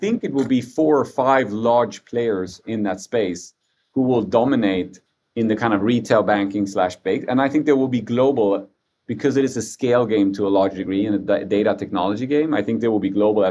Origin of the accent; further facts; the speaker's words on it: Sweden; I was born in Sweden, but just a few months after they came here